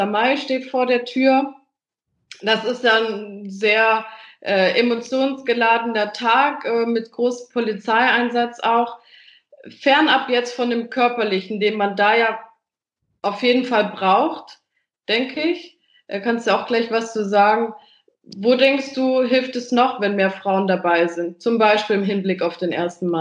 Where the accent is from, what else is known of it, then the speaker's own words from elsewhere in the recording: Stuttgart, Baden-Württemberg, Germany; Also in Stuttgart, wo ich herkomme, gab's das tatsächlich. Und zwar war das so ein altes Klohäuschen, das so benannt wurde und war total beliebt.